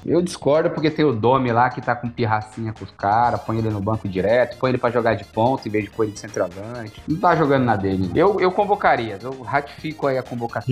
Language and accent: Portuguese; Brazil; como bons brasileiros